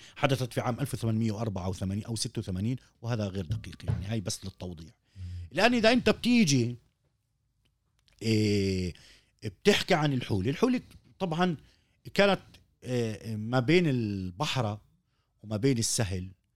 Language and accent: Arabic; Palestine; عندنا في فلسطين